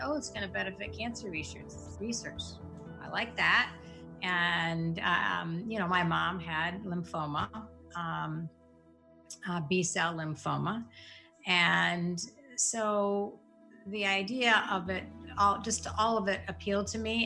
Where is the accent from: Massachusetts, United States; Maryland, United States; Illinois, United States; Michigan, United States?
Michigan, United States; East Lansing; I grew up in Lansing, East Lansing, Michigan, so right outside Michigan State.